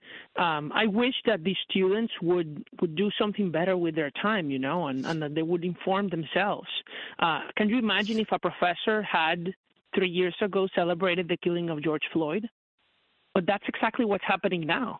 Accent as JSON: {"language": "English", "country": "Venezuela", "moved": "as an adult", "lives_now": "United States", "said": "I came originally from Venezuela to the United States in 2016"}